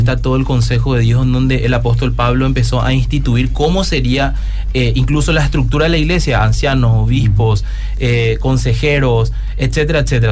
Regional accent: Coronel Oviedo, Caaguazú, Paraguay; yo soy de Coronel Oviedo

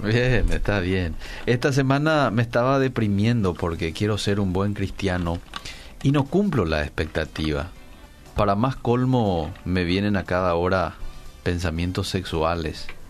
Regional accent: Paraguay; estamos pasando como como paraguayos a nivel mundial

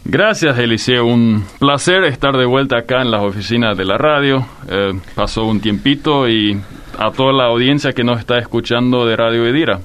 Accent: Filadelfia, Boquerón, Paraguay; Yo crecí en el Chaco. En el Chaco, en Filadelfia particularmente

